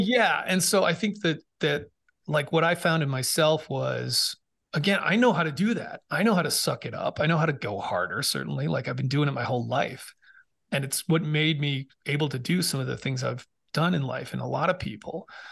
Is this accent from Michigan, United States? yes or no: no; Massachusetts, United States; moved away as an adult; also born or lived in Boston / England; I grew up in Massachusetts